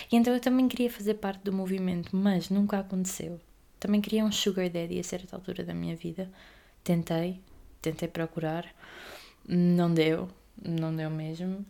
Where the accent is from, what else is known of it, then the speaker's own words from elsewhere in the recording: Aveiro, Centro, Portugal; sou da Aveiro